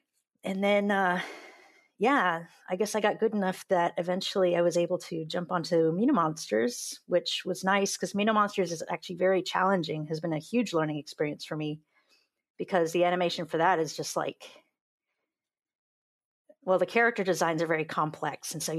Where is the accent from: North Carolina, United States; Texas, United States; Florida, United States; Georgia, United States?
Georgia, United States; also born or lived in California; I was a military brat, so we moved around a little bit, but we settled down after I was about in the third grade, and we settled down in Georgia. So I grew up in the Deep South